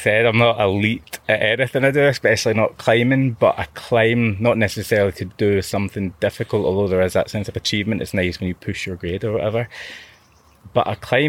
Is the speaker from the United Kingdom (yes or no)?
yes; Glasgow, Scotland, United Kingdom; as a teenager, growing up in Glasgow